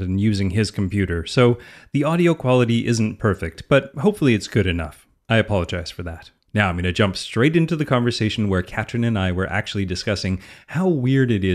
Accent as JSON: {"language": "English", "country": "Canada", "said": "I'm Canadian, so when I see words that are in different languages, my default is to pronounce them French"}